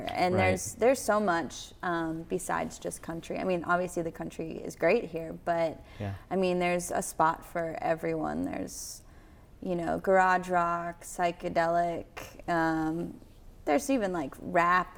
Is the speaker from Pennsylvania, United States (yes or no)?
yes; Gettysburg, Pennsylvania, United States; now in Nashville, United States; the years that I was growing up there